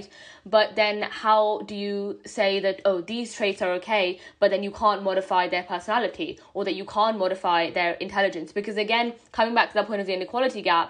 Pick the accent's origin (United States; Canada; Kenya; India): India; as an Indian myself